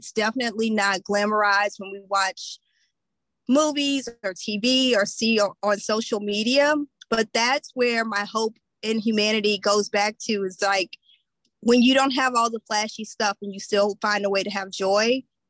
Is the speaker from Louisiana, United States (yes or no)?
yes; Louisiana, United States; In my community, in Louisiana, my home state